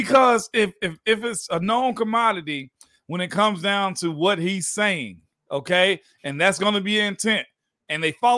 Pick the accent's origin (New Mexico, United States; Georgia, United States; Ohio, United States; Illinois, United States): Georgia, United States; Heck, well, I'm from Georgia. That's what we do.